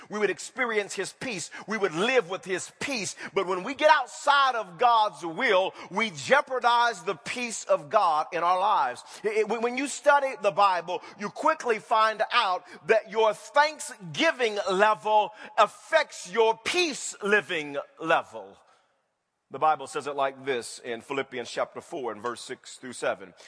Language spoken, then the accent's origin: English; Wewoka, Oklahoma, United States; moved away; I grew up in Wewoka, Oklahoma.